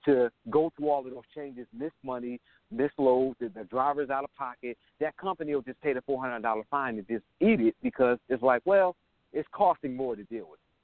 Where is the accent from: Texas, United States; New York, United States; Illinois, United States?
New York, United States; Buffalo; now in Jacksonville, United States; I'm originally from Buffalo, New York